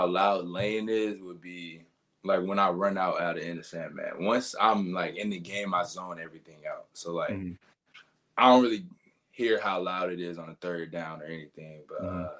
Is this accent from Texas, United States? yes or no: yes; Houston, Texas, United States; moved away as an adult; now in Blacksburg, United States; We're both from Houston.